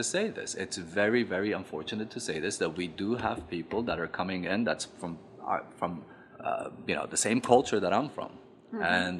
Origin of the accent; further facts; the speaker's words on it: Afghanistan; moved away; growing up in Afghanistan in the 70s, and the mentality was completely different